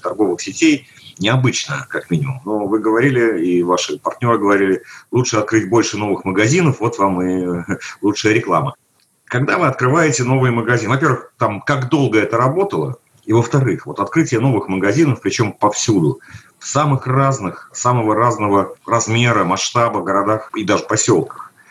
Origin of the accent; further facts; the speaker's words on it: Moscow, Russia; я как э, москвич